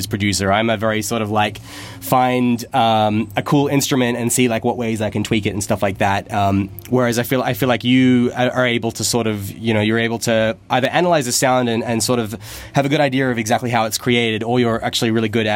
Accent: Canberra, Australian Capital Territory, Australia; the university in Canberra, my hometown.

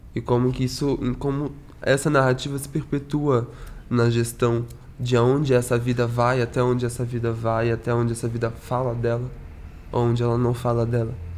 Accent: São Gonçalo, Rio de Janeiro, Brazil; eu sou de São Gonçalo, que é no Rio de Janeiro, no estado do Rio de Janeiro, mas a gente é Papa Goiaba, a gente não é carioca

